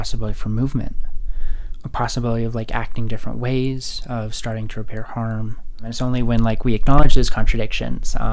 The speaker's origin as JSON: {"language": "English", "region": "Rocky Mountains", "country": "United States", "tie": "born or raised there", "said": "I spent Sundays on hikes with my family up in the Rocky Mountains, which gave me a sense of awe. And then growing up there"}